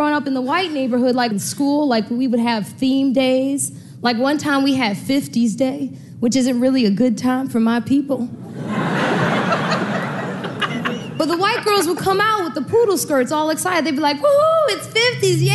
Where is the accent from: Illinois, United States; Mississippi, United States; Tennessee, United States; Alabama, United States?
Illinois, United States; Chicago; I grew up in Chicago.